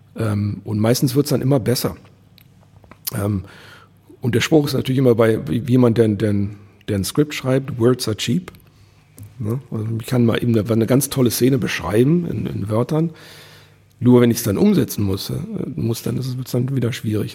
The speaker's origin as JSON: {"language": "German", "town": "Wuppertal", "region": "North Rhine-Westphalia", "country": "Germany", "tie": "born or raised there", "also_born_or_lived": "Vohwinkel", "moved": "yes", "said": "ich bin in Elberfeld geboren ähm, das war äh, 70er Jahre, alles relativ alternativ"}